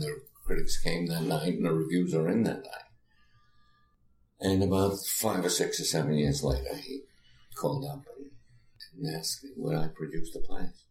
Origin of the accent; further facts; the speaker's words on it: New York City, New York, United States; I grew up in the Bronx